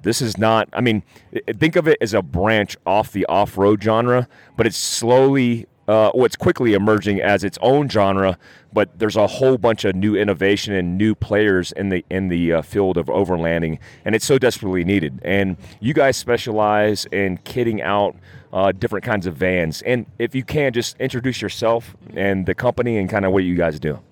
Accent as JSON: {"language": "English", "region": "North Carolina", "country": "United States", "tie": "born or raised there", "said": "I grew up in North Carolina and I had a mud Jeep"}